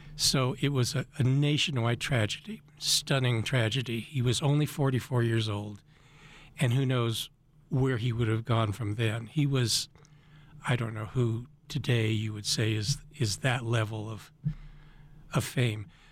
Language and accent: English; Boulder, Colorado, United States; moved away as an adult; I was born in Boulder. I'm a rare Boulder native. And I went to Boulder High and graduated from Boulder High